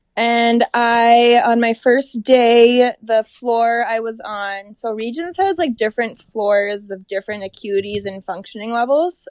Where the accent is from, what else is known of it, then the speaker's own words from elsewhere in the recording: Little Falls, Minnesota, United States; moved away; also born or lived in Moorhead, Minnesota; I am from Little Falls, Minnesota